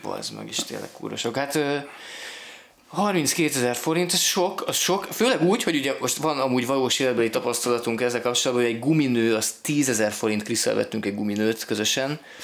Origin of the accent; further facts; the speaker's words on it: Budapest, Hungary; számomra, mint budapesti születésű embernek